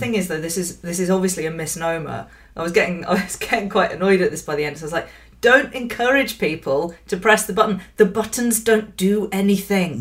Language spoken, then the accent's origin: English; Yorkshire and the Humber, United Kingdom; now in London, United Kingdom; I was born in London, I grew up in West Yorkshire